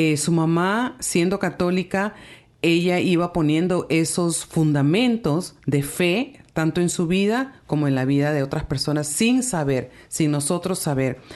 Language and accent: Spanish; Peru; now in Toronto, Canada; Yo soy de Perú